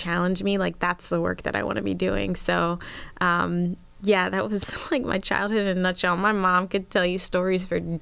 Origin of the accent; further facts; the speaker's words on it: Philadelphia, Pennsylvania, United States; moved away as an adult; I grew up in Philly. It was, well, suburb right outside of Philly. Lived there until I was 18